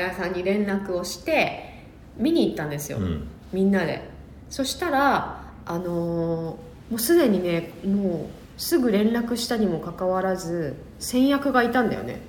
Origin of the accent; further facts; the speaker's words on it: Yamagata, Japan; 山形出身